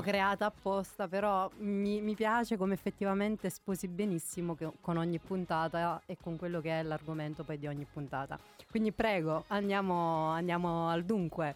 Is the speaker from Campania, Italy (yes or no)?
yes; Naples, Campania, Italy; moved away; io da buona napoletana